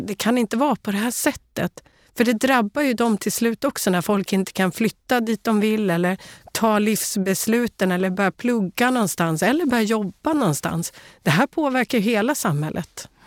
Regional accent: Sweden; Som svensk

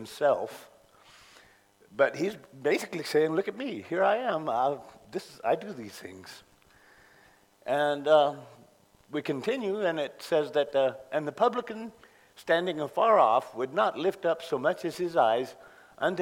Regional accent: Contra Costa County, California, United States; moved away; I grew up in Contra Costa, California, Contra Costa County in California

